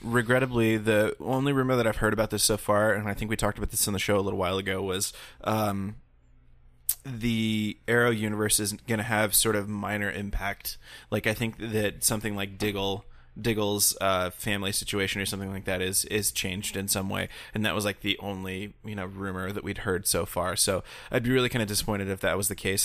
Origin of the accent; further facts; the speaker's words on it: United States; as an American